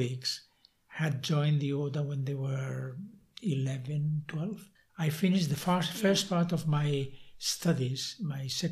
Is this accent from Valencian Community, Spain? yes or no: yes; Castellón de la Plana, Valencian Community, Spain; English is a second language; also born or lived in Albacete / Navarre / England; I was from Castellón